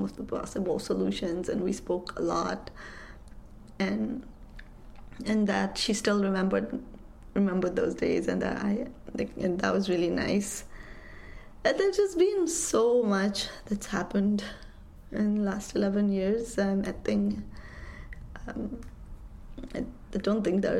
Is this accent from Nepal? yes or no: yes; Kathmandu, Bagmati, Nepal; moved away as an adult; also born or lived in Grinnell, Iowa / Washington, D.C.; I grew up in Kathmandu. I left all of that and came to Iowa for my undergrad